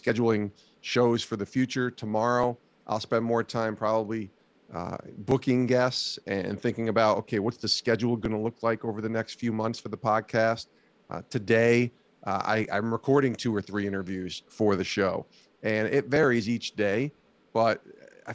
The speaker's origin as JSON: {"language": "English", "town": "Albany", "region": "New York", "country": "United States", "tie": "born or raised there", "moved": "as an adult", "said": "I was a local radio producer out of college for 3 years at a news talk station in Albany, New York, which I loved working there. It was in my backyard, in my hometown"}